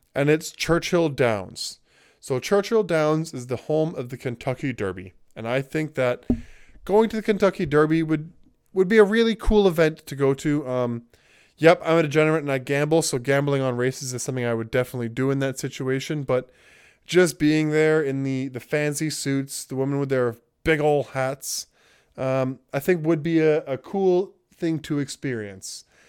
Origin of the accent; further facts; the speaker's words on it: Jamaica; being Jamaican and we have our roots and our ties with England, even though we're independent